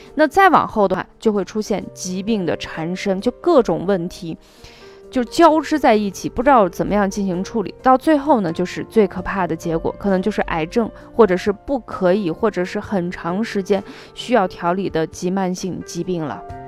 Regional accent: Xi'an, Shaanxi, China; 我是出生在陕西西安的

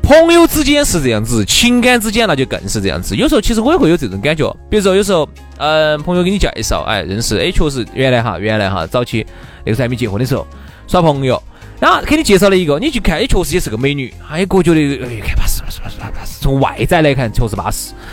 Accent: Chengdu, Sichuan, China; 现在我们这种四川的朋友

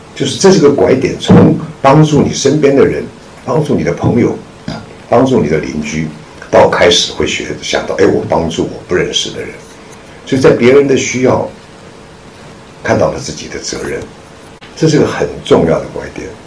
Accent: Taiwan; moved away as an adult; now in Shanghai, China; 我是在上海出生的，在解放前上海出生的。然后解放前呢，就随着父母亲到台湾去。那那个时候我只有一岁，所以对上海完全没有印象。那么， 就一直在上，在台湾，啊，生长、受教育，一直到一九八七年

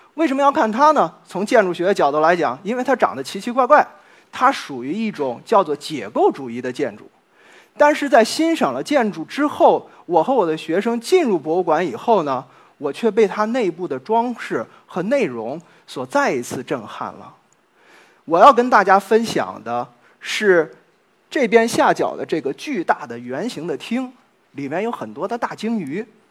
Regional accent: China; now in Nottingham, United Kingdom; 我们中国人

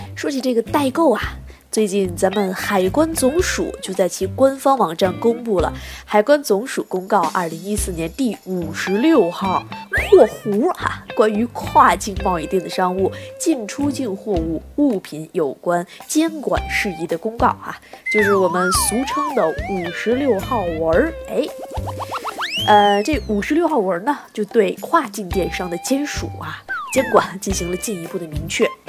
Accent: China; 我们中国人民啊，天朝的人民

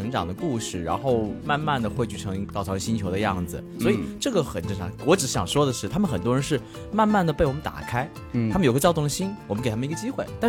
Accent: Chongqing, China; 哎，这倒不对，道道了很多人来自于小城市，比如说

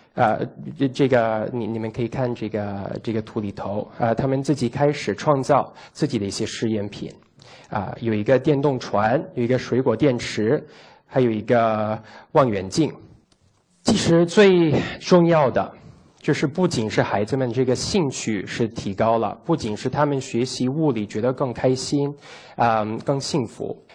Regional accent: United States; Chinese is a second language; moved away as an adult; also born or lived in Italy (ancestry); now in China; 我是在美国出生的，长大的，但是我老家是在意大利

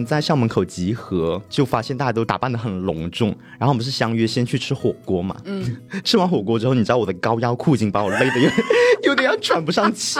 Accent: Guangxi, China; 那像我呢，我本人算是一个非常正宗的小镇青年嘛。因为首先我们广西大家知道，广西本身呢，它的 GDP 就比较没有没有特别高

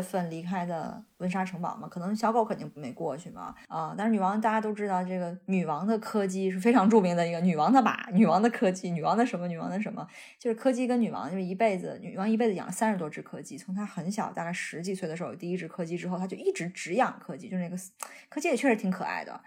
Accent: China; now in United Kingdom; 我们中国人

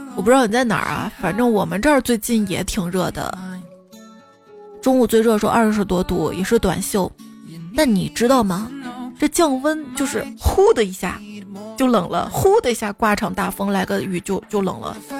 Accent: Xi'an, Shaanxi, China; 我们西安这边有个书院

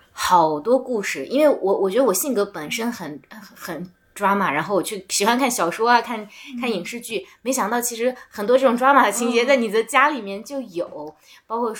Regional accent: Gansu, China; 我们说那我们原本就是甘肃省的人嘛，他们说啊不是，我们是从外地迁来的。

